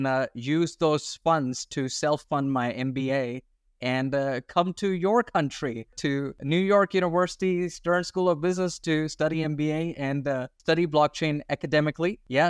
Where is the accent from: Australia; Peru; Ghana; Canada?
Australia; also born or lived in India; So I'm an Indian born Australian. So I was born in India and then at a young age, I moved to Australia.